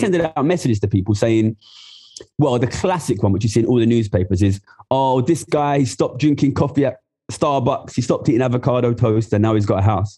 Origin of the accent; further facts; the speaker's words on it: Ilford, London, United Kingdom; I'm from Ilford, which is in uh, East London